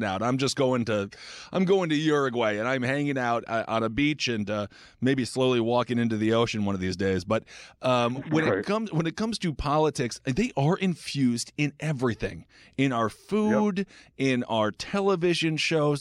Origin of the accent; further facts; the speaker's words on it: Wisconsin, United States; I also am a former morbidly obese individual from Wisconsin